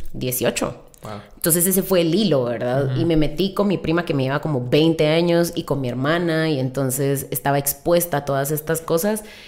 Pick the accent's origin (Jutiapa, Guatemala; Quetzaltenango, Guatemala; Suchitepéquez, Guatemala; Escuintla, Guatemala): Suchitepéquez, Guatemala; Mazatenango; also born or lived in United States; now in Guatemala City, Guatemala; crecimos en Mazate.